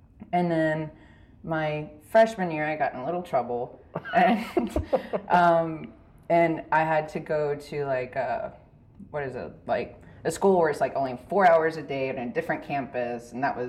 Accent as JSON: {"language": "English", "town": "Dublin", "region": "Texas", "country": "United States", "tie": "born or raised there", "said": "So I grew up in Dublin, Texas."}